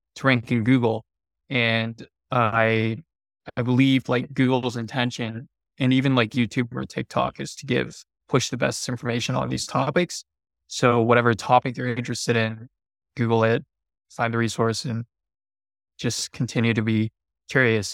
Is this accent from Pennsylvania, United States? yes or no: yes; Pennsylvania, United States; moved away as an adult; also born or lived in Thailand / Bali / Hawaii; I grew up in the Midwest in, in Pennsylvania